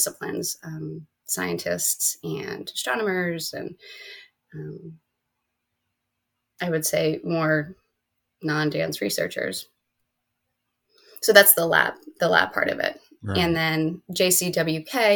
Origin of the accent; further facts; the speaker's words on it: Berks County, Pennsylvania, United States; moved away as an adult; also born or lived in Philadelphia, United States; I grew up in Berks County